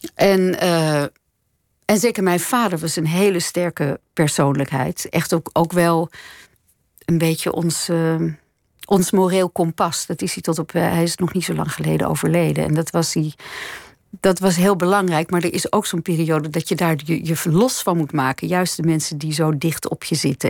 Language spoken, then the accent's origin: Dutch; Nederhorst den Berg, North Holland, Netherlands; also born or lived in Hilversum; Dat was het dorp waar ik vandaan kwam